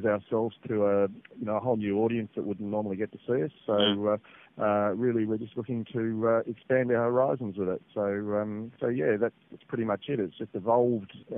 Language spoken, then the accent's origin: English; Sydney, New South Wales, Australia; moved away as an adult; now in Adelaide, Australia; I'm originally from Sydney, but moving to Adelaide about 20 years ago